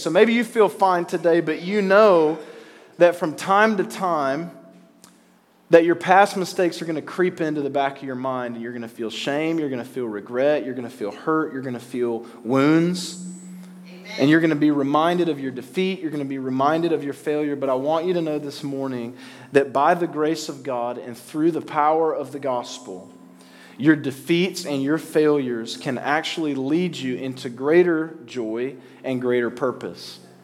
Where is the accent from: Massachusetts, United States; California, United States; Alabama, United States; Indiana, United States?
Alabama, United States; now in New York, United States; I grew up in Alabama. You can probably hear it coming out of my mouth a little bit. I'm not from around here.